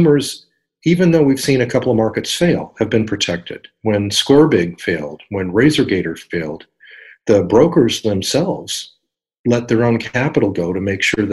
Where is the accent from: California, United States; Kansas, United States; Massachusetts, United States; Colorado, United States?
California, United States; San Diego; here in my hometown of San Diego